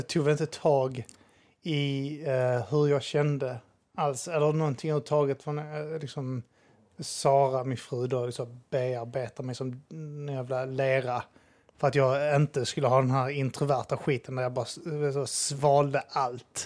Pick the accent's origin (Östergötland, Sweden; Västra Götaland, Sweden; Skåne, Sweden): Skåne, Sweden; Staffanstorp; mina föräldrar bodde ihop och vi bodde i en villa ute där och Staffanstorp